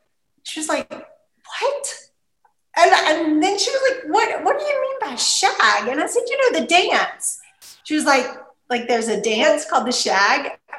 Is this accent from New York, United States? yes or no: no; Eastern North Carolina, United States; also born or lived in Edinburgh, Scotland; being that I'm from the Eastern North Carolina region, this was a big part of my life.